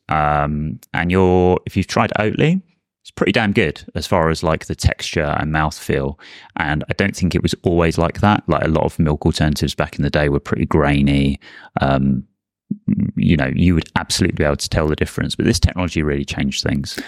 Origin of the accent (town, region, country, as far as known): Brighton, South East England, United Kingdom; born or raised there